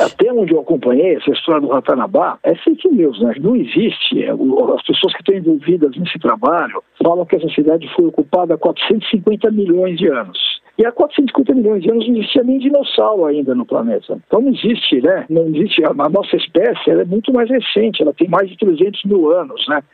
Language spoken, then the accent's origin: Portuguese; São Paulo, Brazil; Eu sou paulistano, sou professor da Universidade de São Paulo, vivo aqui em São Paulo